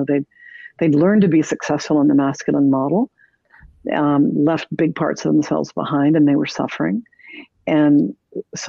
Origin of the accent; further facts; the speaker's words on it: Canada; moved away as an adult; now in United States; I am Canadian